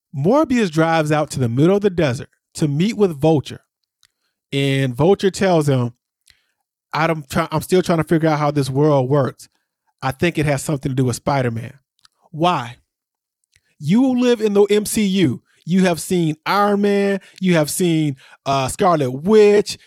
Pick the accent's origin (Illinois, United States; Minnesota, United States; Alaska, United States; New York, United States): Illinois, United States; Aurora; I grew up in Aurora, which is the city right next to me, and Aurora has a casino downtown